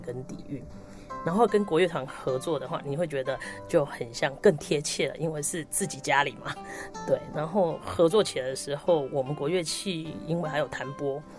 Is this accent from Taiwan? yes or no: yes; Tainan, Taiwan; 在小学六年级的时候，在我的家乡台南